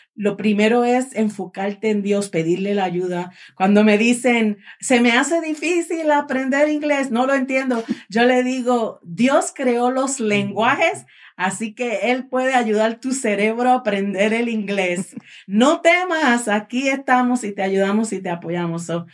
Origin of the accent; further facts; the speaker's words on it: Puerto Rico; moved away; yo soy de Puerto Rico